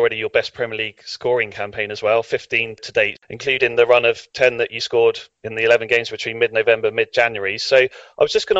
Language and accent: English; Netley Abbey, South East England, United Kingdom; As a fellow Netley Abbey lad myself